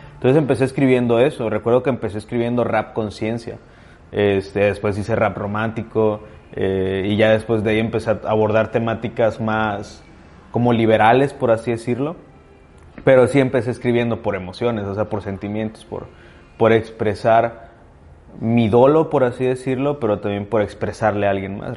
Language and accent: Spanish; Ciudad Valles, San Luis Potosí, Mexico; moved away as an adult; also born or lived in Veracruz / Guadalajara; Yo nací y crecí aquí en Valles